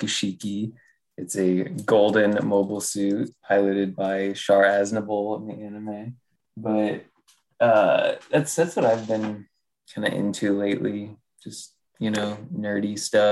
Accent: Galesburg, Illinois, United States; now in Austin, United States; I'm from Chicago area because nobody knows where Galesburg is

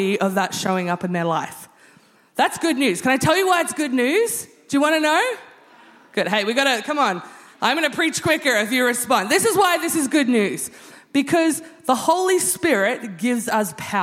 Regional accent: Australia; being Australian

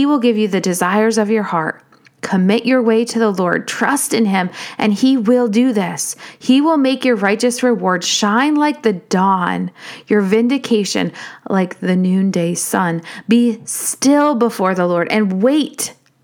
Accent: United States; as an American

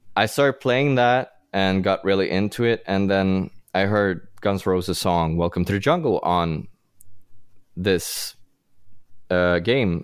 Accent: Sweden; English is a second language; now in Los Angeles, United States; I grew up in Sweden, and I'm trying to hide my accent as best as I can

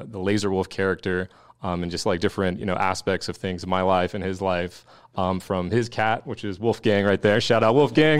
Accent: Alaska, United States; moved away; I'm originally from Alaska

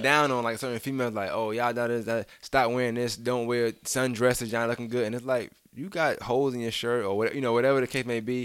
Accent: New York, United States; I'm, I'm from New York

